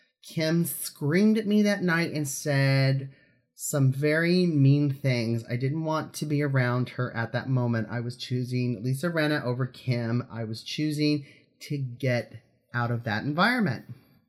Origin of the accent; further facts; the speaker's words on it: Los Angeles, California, United States; I'm from Los Angeles and I miss it.